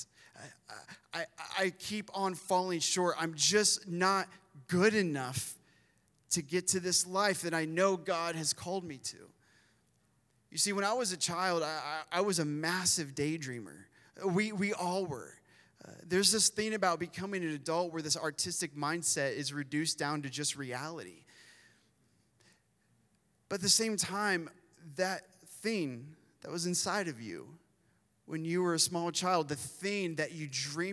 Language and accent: English; Midwest, United States; moved away; I grew up in the Midwest. I grew up working on farms and working with corn